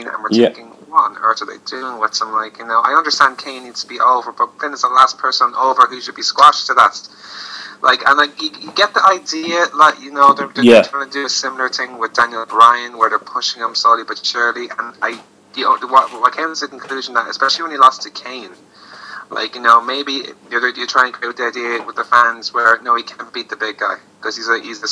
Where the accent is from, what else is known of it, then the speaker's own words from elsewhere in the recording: Ireland; as an Irishman